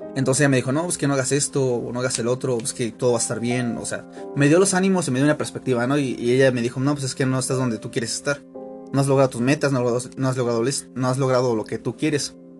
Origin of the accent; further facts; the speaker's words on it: Aculco, State of Mexico, Mexico; soy de Aculco